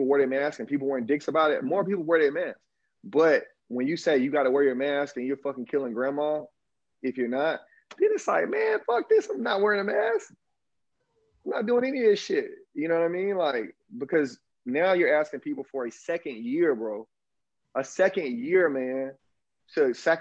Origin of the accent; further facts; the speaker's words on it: Alabama, United States; accent: Southern drawl; moved away as an adult; now in Brazil; I'm from Alabama. And like, man, look, I'm from the Deep South. I didn't leave the Deep South until I was well into my 20s